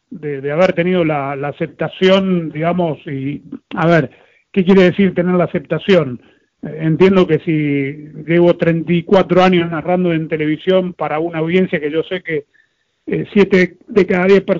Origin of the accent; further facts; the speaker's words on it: Argentina; Yo soy argentino, yo soy hincha de Argentina, pero trato que la procesión vaya por dentro.